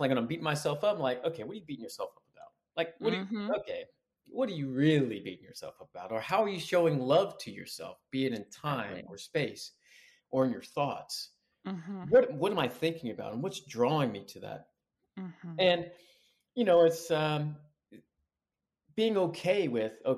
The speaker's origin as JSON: {"language": "English", "town": "Sterling", "region": "Virginia", "country": "United States", "also_born_or_lived": "Atlanta / Alabama", "moved": "yes", "lives_now": "Marina Del Rey, United States", "said": "I'm originally from Sterling, Virginia. So right outside Washington, D.C."}